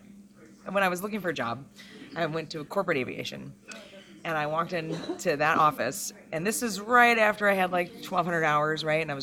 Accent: Berkeley, California, United States; I'm from Berkeley.

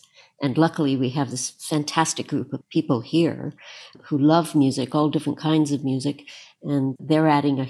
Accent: southwestern Ontario, Canada; My mother used to play in the pit for a lot of things in Toronto and in London. I'm a Canadian from southwestern Ontario.

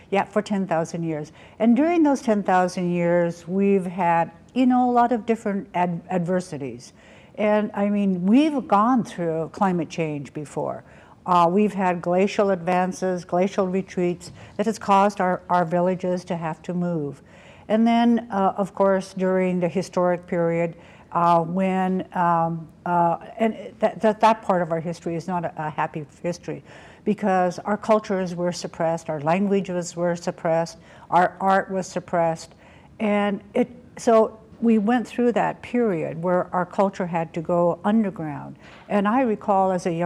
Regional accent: Klukwan, Alaska, United States; from the House Lord from the Sun in Klokwan

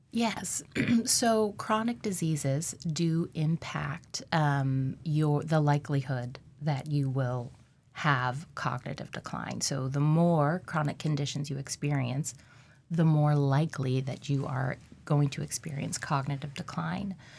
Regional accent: Alaska, United States; I'm from Alaska

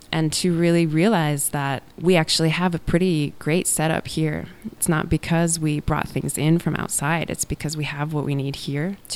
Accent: Anchorage, Alaska, United States; also born or lived in abroad; I'm from South Anchorage.

